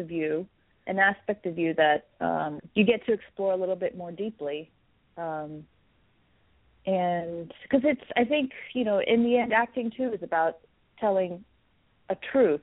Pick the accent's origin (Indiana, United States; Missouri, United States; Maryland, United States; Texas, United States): Texas, United States; it was where I grew up. So I would say that it is friendly to – my parents are from India